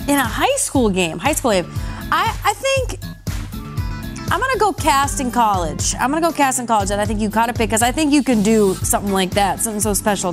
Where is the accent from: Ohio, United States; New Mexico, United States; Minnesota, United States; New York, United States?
Minnesota, United States; growing up in Minnesota, I remember watching the Vikings a, in the '90s as a kid